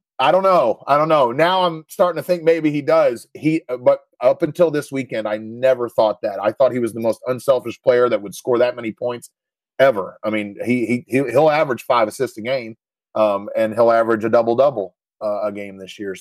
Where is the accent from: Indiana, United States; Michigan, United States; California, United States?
Indiana, United States; my grandfather took me to games all growing up in Indiana